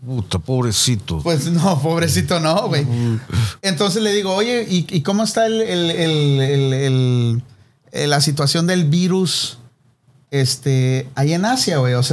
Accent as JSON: {"language": "Spanish", "country": "Mexico", "moved": "yes", "lives_now": "United States"}